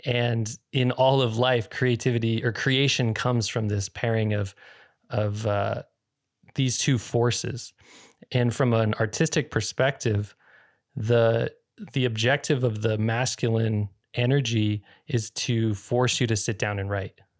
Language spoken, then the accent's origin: English; Northern California, United States; I grew up in Northern California for a portion of my childhood